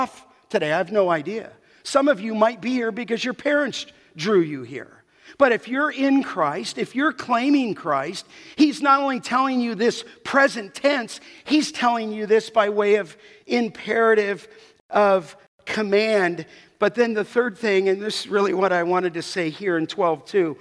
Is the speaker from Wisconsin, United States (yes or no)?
no; Los Angeles, California, United States; growing up in the San Fernando Valley